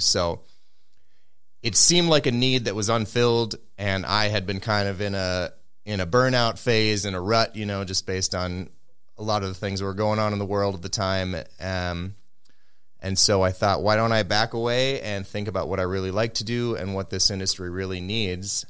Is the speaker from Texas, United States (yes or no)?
no; Minneapolis, Minnesota, United States; I grew up around here in the Twin Cities